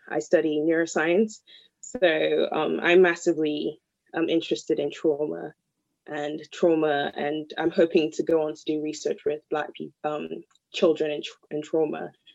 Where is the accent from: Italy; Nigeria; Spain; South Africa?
Nigeria; moved away; the culture I'm from and growing up in Nigeria